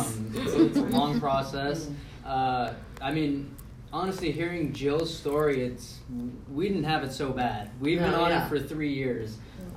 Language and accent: English; California, United States; born there; also born or lived in Florida; I was born here in California, and they missed it so much, so they wanted to come back out